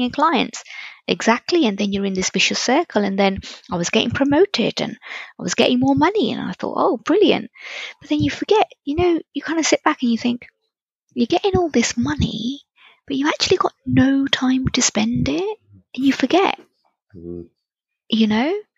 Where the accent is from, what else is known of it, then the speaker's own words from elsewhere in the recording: Reading, South East England, United Kingdom; So now I was in living in Reading.